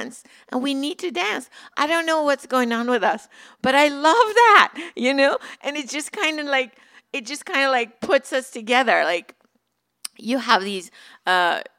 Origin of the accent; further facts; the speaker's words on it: Iran; moved away as an adult; now in Southern California, United States; When I was growing up in Iran, my grandma lived with us.